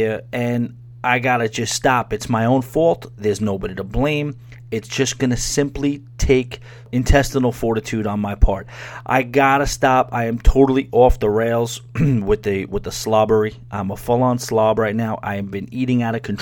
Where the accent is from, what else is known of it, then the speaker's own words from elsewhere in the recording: New York, United States; I grew up in New York, but living directly in the city for the last 9 years or so